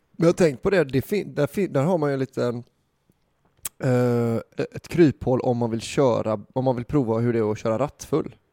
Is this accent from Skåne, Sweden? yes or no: no; Gothenburg, Västra Götaland, Sweden; jag var från Göteborg